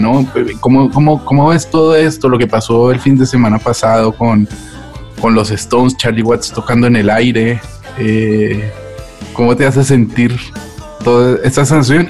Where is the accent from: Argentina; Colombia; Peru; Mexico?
Colombia; now in Madrid, Spain; como colombiano saber cómo están mis compatriotas